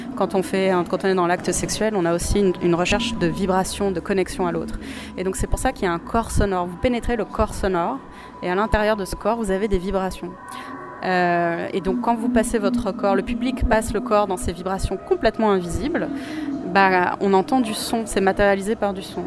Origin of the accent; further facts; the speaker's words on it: Luxembourg; je suis luxembourgeoise.